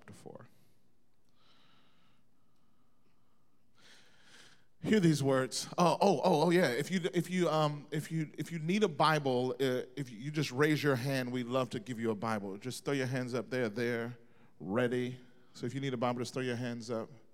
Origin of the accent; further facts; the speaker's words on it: Mississippi, United States; moved away; I grew up in Mississippi. I'm from the South originally